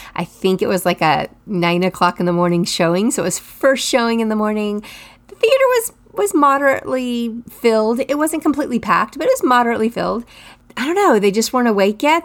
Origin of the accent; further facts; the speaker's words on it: Texas, United States; I'm from Texas